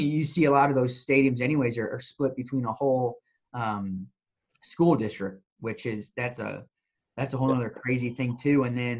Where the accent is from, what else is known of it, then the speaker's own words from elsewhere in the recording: Indiana, United States; moved away as an adult; also born or lived in Morgantown; now in Texas, United States; growing up in Indiana